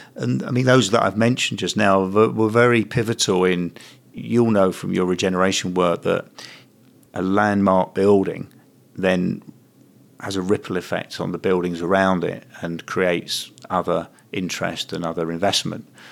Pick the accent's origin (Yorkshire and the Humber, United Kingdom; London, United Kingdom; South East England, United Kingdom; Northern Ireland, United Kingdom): London, United Kingdom; moved away as an adult; now in Manchester, United Kingdom; I was an alien in the early '80s for staying here as a Londoner